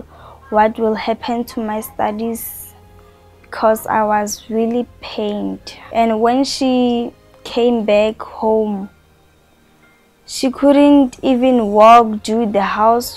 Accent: Rustenburg, North West, South Africa; now in Pretoria, South Africa; I'm originally from Rustenburg, but I stay here in Pretoria.

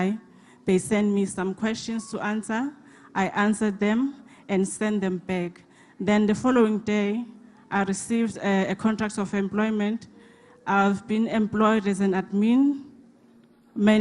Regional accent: Durban, KwaZulu-Natal, South Africa; I'm from Durban, Mkababa.

